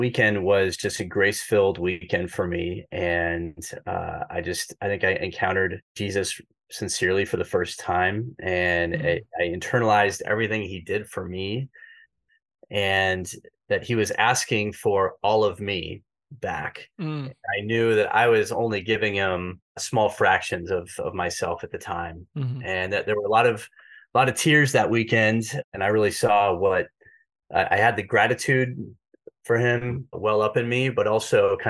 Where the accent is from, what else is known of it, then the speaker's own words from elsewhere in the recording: Kansas City, United States; I went to Catholic schools growing up in Kansas City